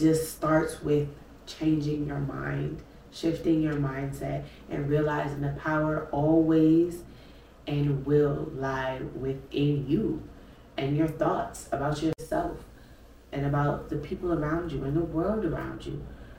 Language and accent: English; Brooklyn, New York, United States; We are some city kids. If y'all know, I'm from Brooklyn.